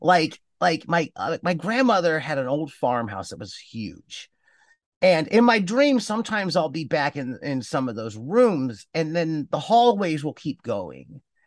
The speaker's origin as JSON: {"language": "English", "town": "Cleveland", "region": "Ohio", "country": "United States", "tie": "born or raised there", "also_born_or_lived": "Cincinnati, Ohio", "moved": "as an adult", "said": "I was born in Ohio, lived in the Midwest. I grew up in Cleveland, Ohio"}